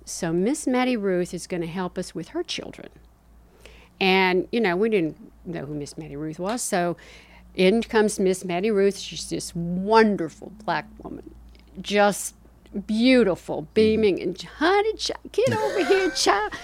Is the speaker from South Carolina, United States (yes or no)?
yes; Spartanburg, South Carolina, United States; also born or lived in Kingsport, Tennessee / Georgia; we finally settled in Spartanburg, South Carolina. And during that time, I went to grammar school and, uh, high school